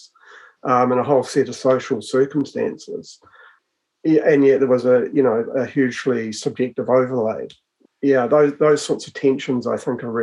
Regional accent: Hutt Valley, Wellington, New Zealand; I was born and raised in the Hutt Valley

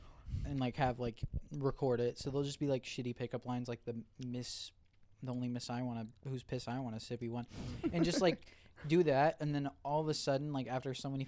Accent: Australia; I'm not even Italian cunt. I'm a fucking. I'm Australian.

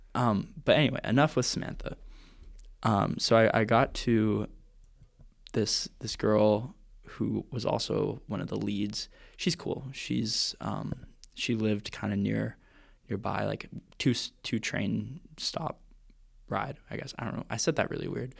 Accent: Vancouver, British Columbia, Canada; I'm from Vancouver, Canada

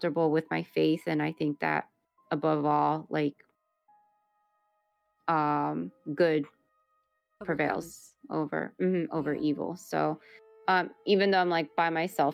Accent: Miami, Florida, United States; I was born in Miami, Florida, raised in, you know, the United States

